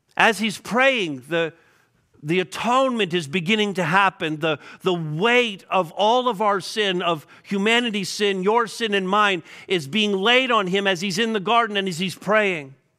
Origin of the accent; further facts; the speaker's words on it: Montreal, Quebec, Canada; moved away; I'm from Montreal